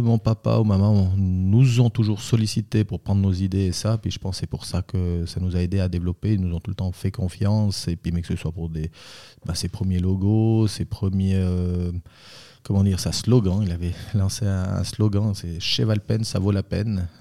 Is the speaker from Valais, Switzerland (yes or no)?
yes; Bramois, Valais, Switzerland; also born or lived in Zurich / Vaud; je suis valaisan, je viens de Bramois où c'est que j'ai ma cave